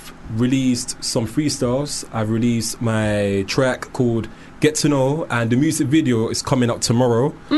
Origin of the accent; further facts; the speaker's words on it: Herne Hill, London, United Kingdom; Basically, it's in southeast London, so it's like near Brixton.